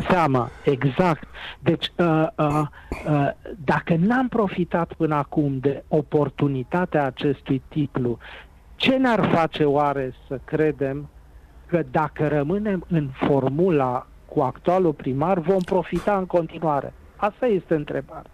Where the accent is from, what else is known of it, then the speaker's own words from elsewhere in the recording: Timișoara, Timiș County, Romania; Și eu sunt timișorean, și eu sunt bănățean